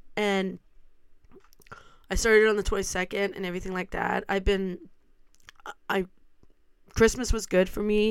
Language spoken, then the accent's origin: English; Stratford, Ontario, Canada; I was born and raised in Stratford